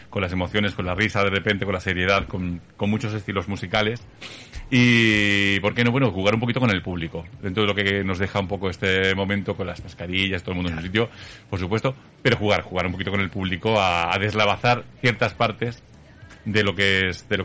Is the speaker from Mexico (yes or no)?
no; Zaragoza, Aragon, Spain; la cultura, me gusta Zaragoza y quiero apostar por, mi tierra